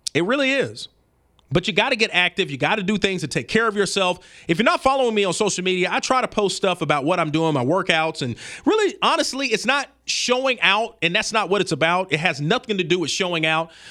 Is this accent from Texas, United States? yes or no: no; Birmingham, Alabama, United States; I'm from the South, I'm from Birmingham, Alabama